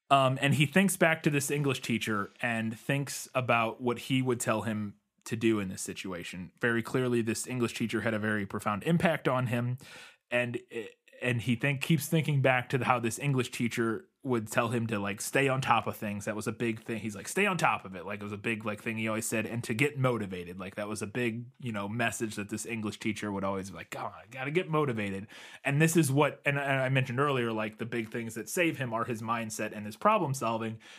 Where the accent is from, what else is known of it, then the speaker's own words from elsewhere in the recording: United States; As an American